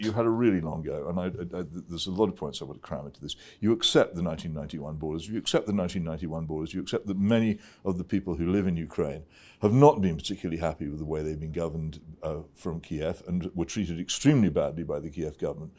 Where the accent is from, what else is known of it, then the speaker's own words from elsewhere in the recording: United Kingdom; as a British citizen